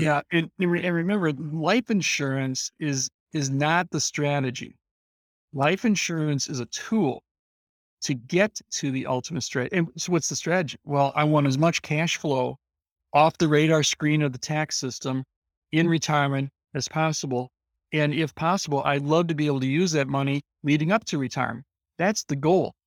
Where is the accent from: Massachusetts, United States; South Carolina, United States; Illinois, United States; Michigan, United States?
Illinois, United States; I'm from Illinois, this is the corn capital of the world